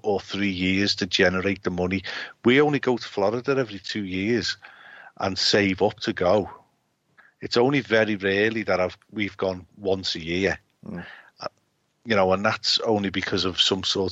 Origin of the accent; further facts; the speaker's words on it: United Kingdom; Us as British people